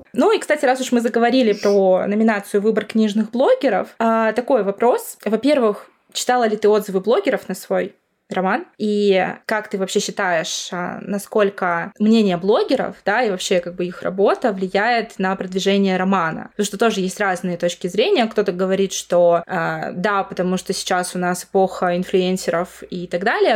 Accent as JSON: {"language": "Russian", "town": "Murmansk", "region": "Murmansk Oblast", "country": "Russia", "said": "Мы вообще сами из Мурманска"}